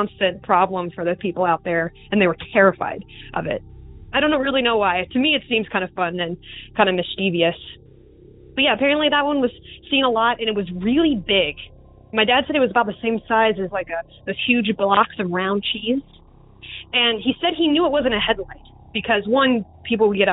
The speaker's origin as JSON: {"language": "English", "area": "Southampton County", "region": "Virginia", "country": "United States", "tie": "born or raised there", "said": "I come from Southampton County, Virginia"}